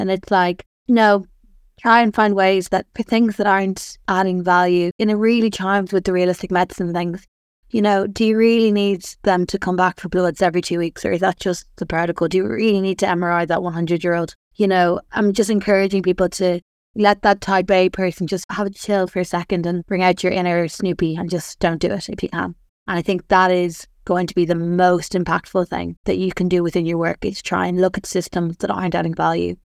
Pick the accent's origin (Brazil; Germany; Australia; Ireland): Ireland; I'm Irish